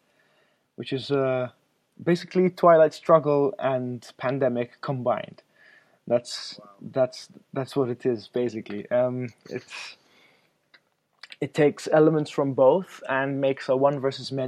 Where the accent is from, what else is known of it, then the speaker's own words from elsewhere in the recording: Malta; I'm from Malta, which is a very small island south of Italy